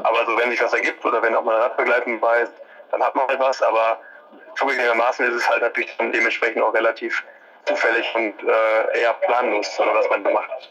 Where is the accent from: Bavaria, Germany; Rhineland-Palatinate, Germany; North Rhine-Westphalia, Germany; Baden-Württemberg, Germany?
North Rhine-Westphalia, Germany; Ruhr area; bei uns im Ruhrgebiet